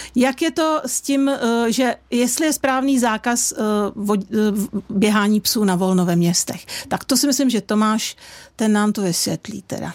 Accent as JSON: {"language": "Czech", "country": "Czechia", "said": "my Češi"}